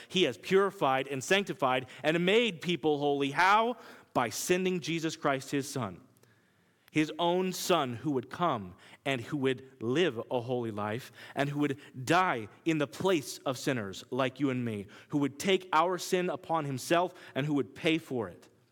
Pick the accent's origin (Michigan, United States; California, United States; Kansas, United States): Kansas, United States; accent: Kansas; now in New York, United States; my Kansas accent